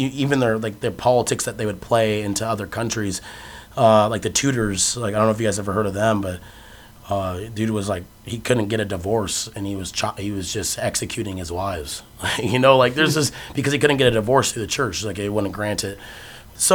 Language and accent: English; Phoenix, Arizona, United States; moved away as an adult; I'm from Phoenix, Arizona